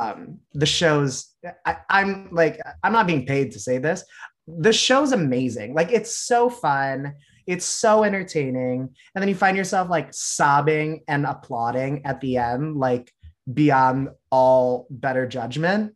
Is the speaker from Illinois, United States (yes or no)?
yes; Chicago, Illinois, United States; I was born in Chicago, grew up in the southwest suburbs